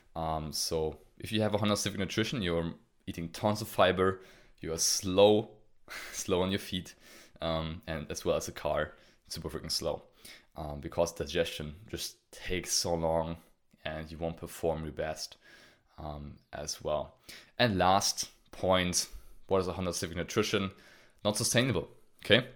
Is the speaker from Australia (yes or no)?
no; Germany; I'm from Germany